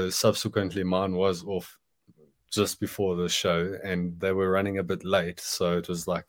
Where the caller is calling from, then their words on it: Johannesburg, Gauteng, South Africa; From Johannesburg, South Africa.